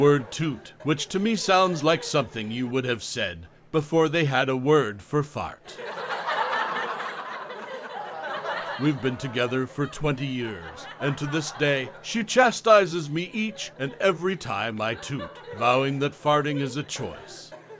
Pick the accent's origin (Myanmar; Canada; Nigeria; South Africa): Canada; now in France; I grew up in Canada, but I live on an island now, just off the coast of France.